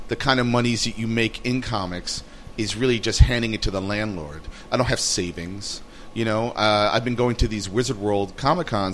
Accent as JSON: {"language": "English", "region": "New York", "country": "United States", "tie": "born or raised there", "also_born_or_lived": "Brooklyn", "said": "when I grew up in Manhattan, and I moved here 18 years ago"}